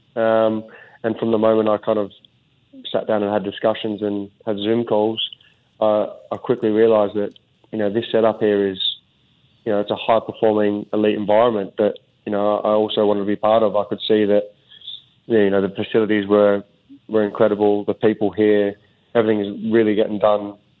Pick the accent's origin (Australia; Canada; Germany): Australia; also born or lived in Sunderland, England; now in Singapore; as you do as an Aussie